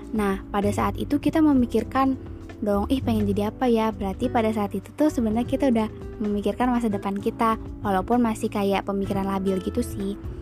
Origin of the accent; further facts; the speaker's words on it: Bandar Lampung, Lampung, Indonesia; Aku berasal dari Kota Bandar Lampung